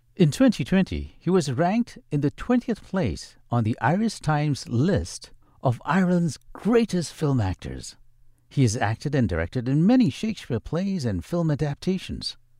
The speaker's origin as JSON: {"language": "English", "country": "Singapore", "tie": "born or raised there", "said": "I don't think you can take the Singapore out of me. I grew up in the Pekio area"}